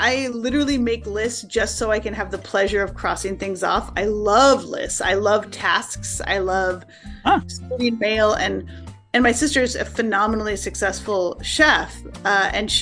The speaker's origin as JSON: {"language": "English", "town": "Tacoma", "region": "Washington", "country": "United States", "tie": "born or raised there", "also_born_or_lived": "Vashon Island, Washington / New York City", "moved": "as an adult", "lives_now": "Seattle area, United States", "said": "I grew up in Tacoma, Washington State."}